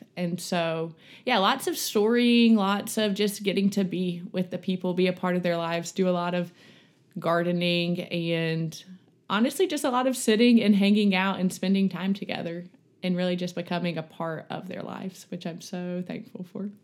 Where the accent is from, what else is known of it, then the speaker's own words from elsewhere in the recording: Montgomery, Alabama, United States; moved away as an adult; now in Birmingham, United States; I'm from Montgomery, Alabama. I grew up there.